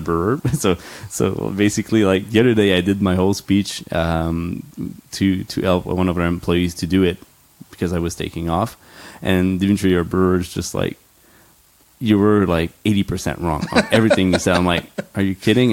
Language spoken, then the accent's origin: English; Quebec, Canada; I grew up in Quebec